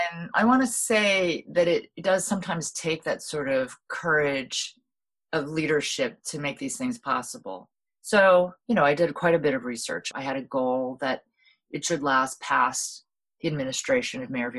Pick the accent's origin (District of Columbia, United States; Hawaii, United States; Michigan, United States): Hawaii, United States; what really became very apparent to me, particularly through, you know, growing up in Hawaii and seeing how the whole system was working